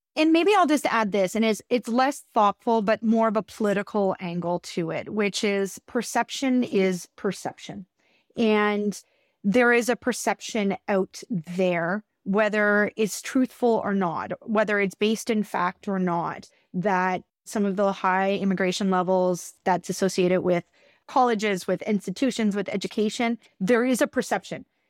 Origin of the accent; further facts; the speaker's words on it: Canada; as a Canadian